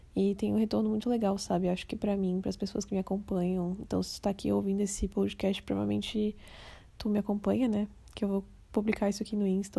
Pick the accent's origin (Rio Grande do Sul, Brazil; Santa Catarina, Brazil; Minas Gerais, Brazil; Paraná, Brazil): Santa Catarina, Brazil; Florianópolis; now in Criciúma, Brazil; eu sou de Floripa, Santa Catarina, mas atualmente eu moro em Criciúma